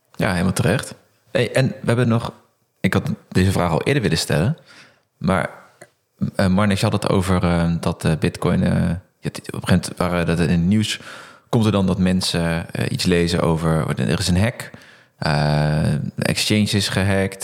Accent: Netherlands; als Nederlander heel blij dat we in Nederland uh, in de eurozone leven

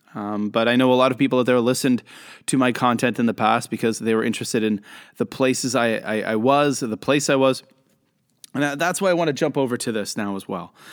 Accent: Canada; also born or lived in Kobe, Japan; now in Shenzhen, China; I'm a Canadian. Uh, I'm living in Shenzhen, China

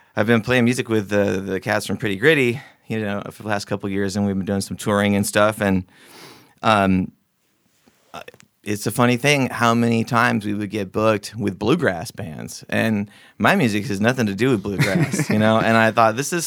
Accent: Coos Bay, Oregon, United States; also born or lived in Seattle / Olympia, Washington; I ended up back in my hometown in Coos Bay

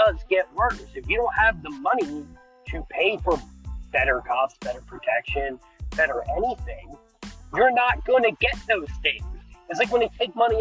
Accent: United States; I'm an American

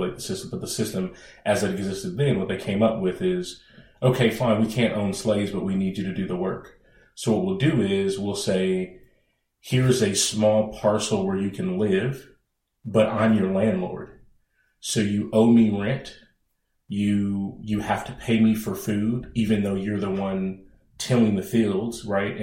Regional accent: Bay Area, California, United States; I'm a native of the Bay Area.

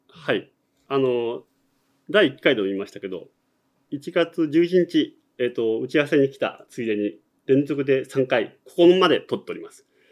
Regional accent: Fussa, Tokyo, Japan; 僕の出身の東京都っさ市、米軍横田基地があっって

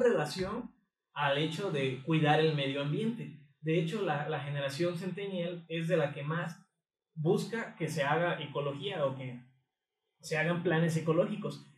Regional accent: Mexico; yo soy mexicano, no soy güerito.

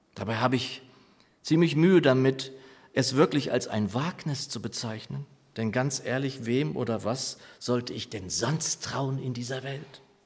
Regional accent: Lower Saxony, Germany; moved away; meiner Heimatgemeinde in Niedersachsen

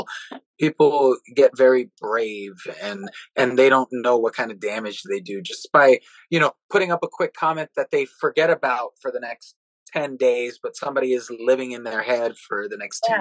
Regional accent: South Florida, United States; growing up in South Florida.

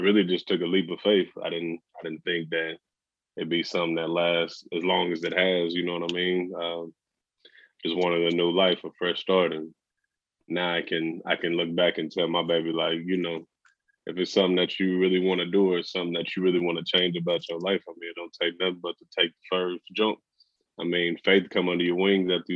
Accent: Texas, United States; moved away as an adult; now in Oregon, United States; from Texas

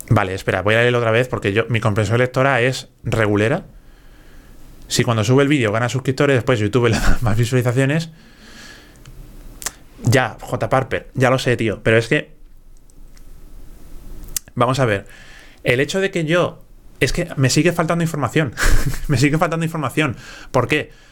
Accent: Galicia, Spain; no quiero demostrarte nada. si soy gallego.

